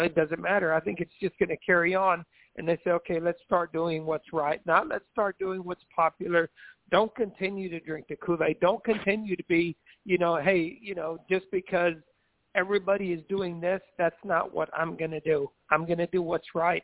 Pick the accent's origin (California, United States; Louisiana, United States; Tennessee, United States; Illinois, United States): Illinois, United States; Onarga; we grew up in Onarga, Illinois